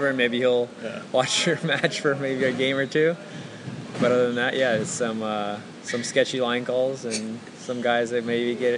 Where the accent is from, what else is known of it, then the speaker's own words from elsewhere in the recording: United States; being an American